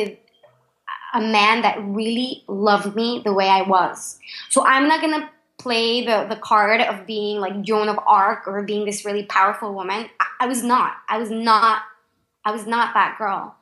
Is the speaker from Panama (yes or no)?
yes; Panama; English is a second language; moved away